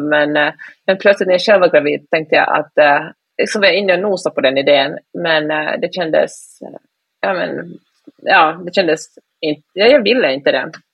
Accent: Finland; first language Swedish; jag är ju finlandssvensk, så svenska är mitt första språk.

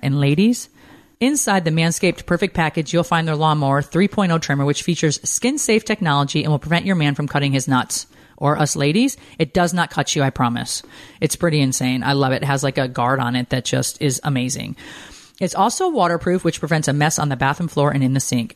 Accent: Windsor Locks, Connecticut, United States; moved away; also born or lived in Montana; fly back to my hometown. We land literally in my hometown

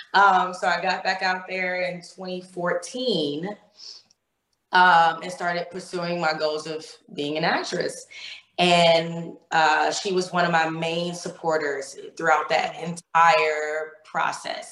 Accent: Ohio, United States; moved away as an adult; now in California, United States; I'm originally from Ohio

